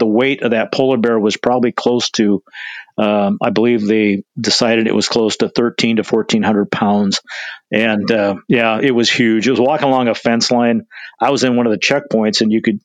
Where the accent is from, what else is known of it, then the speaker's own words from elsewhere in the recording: Libby, Montana, United States; moved away as an adult; also born or lived in Spokane, Washington / Colville, Washington / Issaquah, Washington; I was born and raised in Libby, Montana